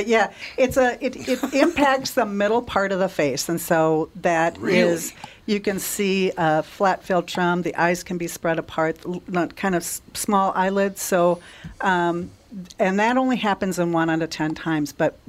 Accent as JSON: {"language": "English", "region": "Minnesota", "country": "United States", "tie": "born or raised there", "said": "And we have so many people now, you know, growing up in West Central Minnesota, Minnesota is among the biggest binge drinking states in the nation."}